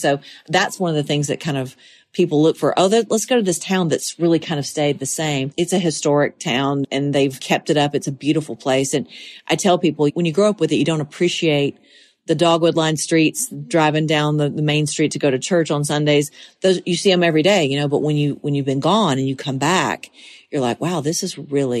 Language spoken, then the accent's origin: English; Monticello, Georgia, United States; now in Tennessee, United States; I'll always be from Monticello, Georgia.